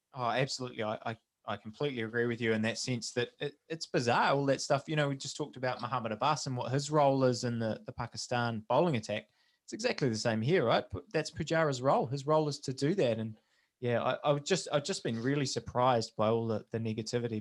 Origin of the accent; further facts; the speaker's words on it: New Zealand; as a New Zealander